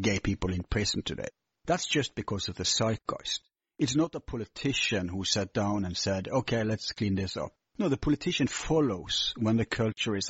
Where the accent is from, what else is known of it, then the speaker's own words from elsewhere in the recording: Bergen, Vestland, Norway; my hometown, Bergen